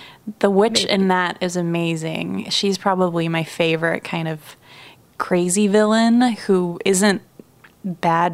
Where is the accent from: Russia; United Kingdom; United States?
Russia; moved away; I grew up in Russia